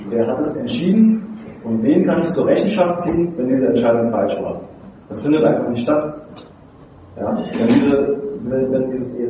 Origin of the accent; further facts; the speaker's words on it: Germany; begreifen wir uns doch in erster Linie nicht nur als Deutsche, sondern auch als Europäer.